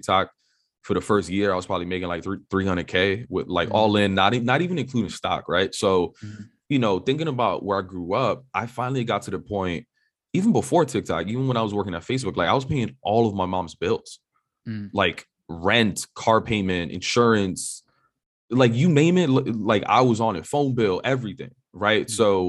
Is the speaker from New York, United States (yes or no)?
yes; New York City, New York, United States; So for perspective, I grew up in New York City on the Upper West Side of Manhattan.